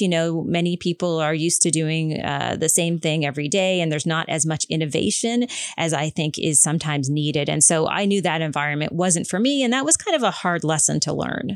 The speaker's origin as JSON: {"language": "English", "region": "Prince Edward Island", "country": "Canada", "tie": "born or raised there", "said": "growing up on Prince Edward Island"}